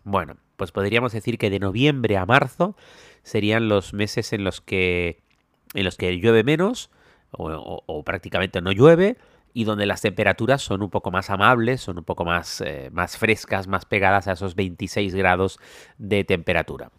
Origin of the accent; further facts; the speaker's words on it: Canary Islands, Spain; now in Thailand; soy canario, donde no solemos tener este tipo de tormentas